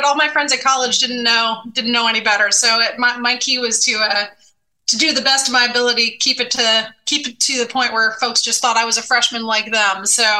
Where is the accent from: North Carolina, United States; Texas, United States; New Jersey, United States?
North Carolina, United States; Raleigh; I spent most of my childhood outside, right? I lived in a neighborhood in Raleigh, North Carolina, where there were a lot of boys.